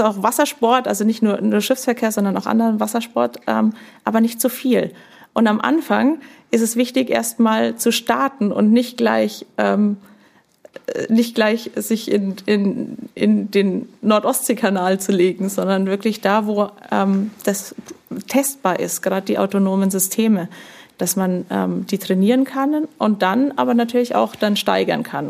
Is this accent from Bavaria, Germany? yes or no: yes; Upper Bavaria, Germany; accent: Franconian rolled R; moved away as an adult; also born or lived in Nuremberg; now in Schleswig-Holstein, Germany; absolutes Oberbayern, obwohl ich das fränkische Rollen der R meiner Eltern habe. Aber Oberbayern dort auch aufgewachsen